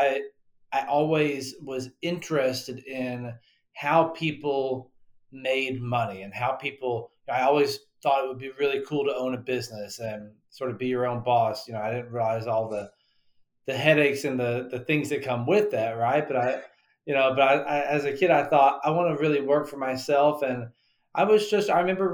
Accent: Western North Carolina, United States; I grew up in Western North Carolina

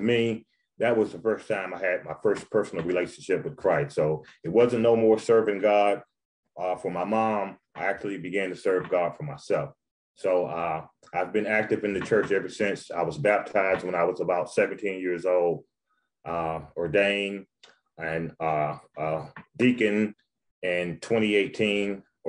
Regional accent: Quincy, Florida, United States; So I'm originally from Quincy, Florida. And my mom was introduced to the church by my grandmother.

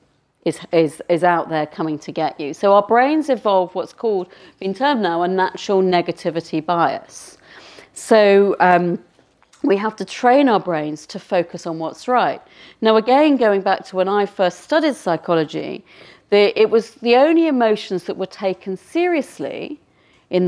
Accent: United Kingdom; being a Brit

